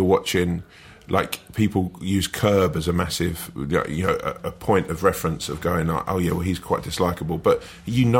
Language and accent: English; Sutton, London, United Kingdom; I'm from, sort of Croydon would be the sort of main big town that you'd know. But it's just outside that, a little place like Sutton